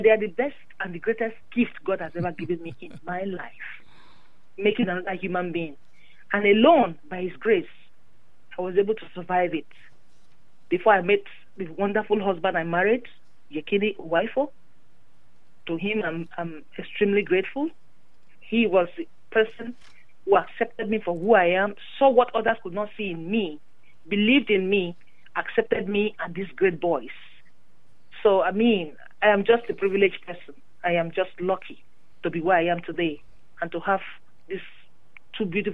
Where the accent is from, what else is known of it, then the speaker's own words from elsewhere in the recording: Nigeria; moved away; growing up in Nigeria